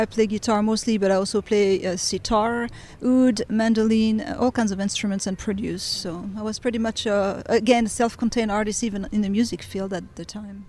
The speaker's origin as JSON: {"language": "English", "town": "Beirut", "region": "Beirut Governorate", "country": "Lebanon", "tie": "born or raised there", "also_born_or_lived": "France", "said": "I was born in France. And I was raised in Beirut. My father worked for the French embassy, so we moved to Lebanon. My mother's actually Lebanese, so I'm half Middle Eastern, I guess."}